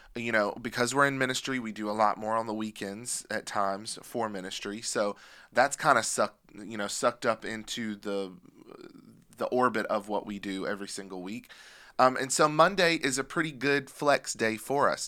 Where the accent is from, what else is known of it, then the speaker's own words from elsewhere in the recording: Pennsylvania, United States; I grew up in Pennsylvania, and I can remember seeing the Amish